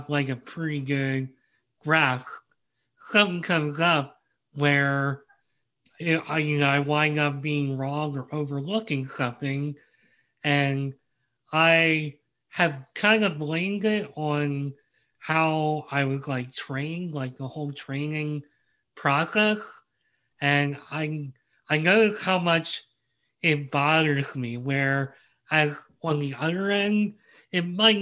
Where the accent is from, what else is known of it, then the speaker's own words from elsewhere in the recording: United States; as an American